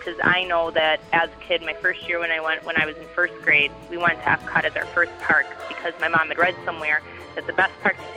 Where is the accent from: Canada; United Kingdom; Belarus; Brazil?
Canada; Alberta; I'm from Alberta, Canada, so I'm one of your listeners from the north.